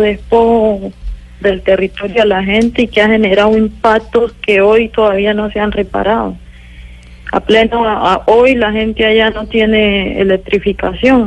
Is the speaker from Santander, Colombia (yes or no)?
no; Suárez, Cauca, Colombia; Yo nací en una vereda que se llama Yolombó, se hace parte del corregimiento de La Toma, que ahora se ha constituido en Consejo Comunitario en el municipio de Suárez, Cauca.